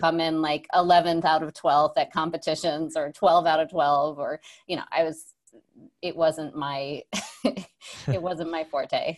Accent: Saratoga Springs, New York, United States; I grew up, uh, upstate New York, small town called Saratoga Springs

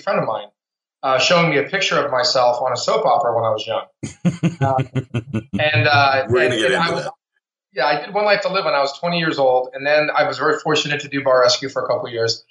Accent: Miami, Florida, United States; also born or lived in New York; now in Los Angeles, United States; I'm from Miami. I'm an East Coast guy.

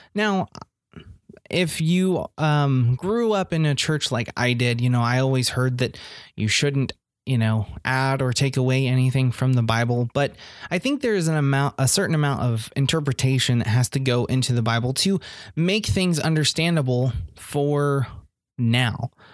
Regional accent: Indiana, United States; I'm just a hick from Indiana

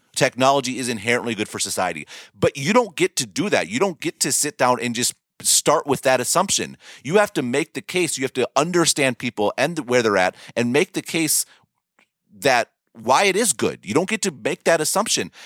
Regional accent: United States; an American who didn't live under the British Raj

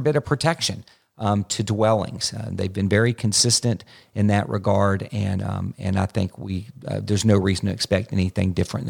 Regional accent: Florida, United States; My home state of Florida

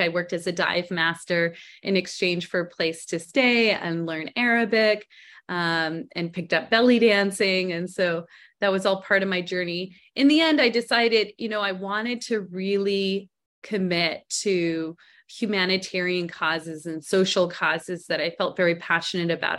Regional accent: Montreal, Quebec, Canada; also born or lived in Arizona, United States; now in Scottsdale, United States; I was born and raised in Canada

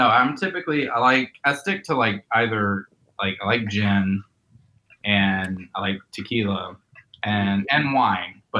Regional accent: Southern Virginia, United States; We're from Southern Virginia, but it's on the border of like Virginia and North Carolina.

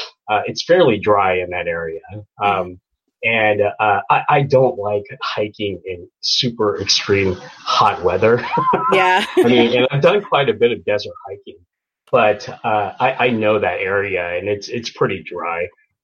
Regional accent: Kansas, United States; I'm from the Midwest. I'm from Kansas. And so every summer, my family, we would go to Colorado. And so those are the mountains I identify with.

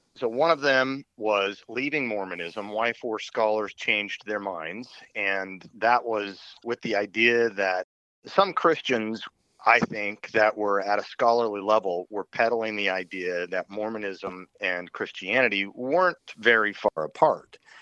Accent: Utah, United States; moved away as an adult; I grew up in Utah for the first two decades of my life.

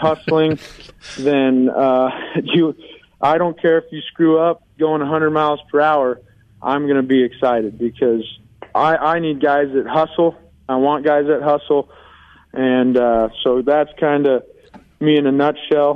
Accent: Aurora, Colorado, United States; moved away as an adult; also born or lived in Fort Collins, Colorado; I'm actually from Aurora.

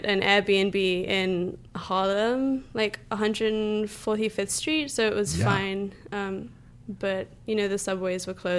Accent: London, United Kingdom; moved away as an adult; also born or lived in California; now in New York, United States; I spent my whole life in London until I was like 20

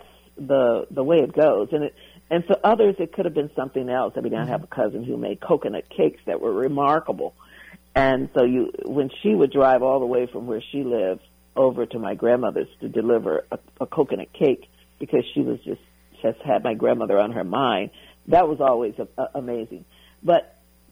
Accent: the South, United States; growing up in the South

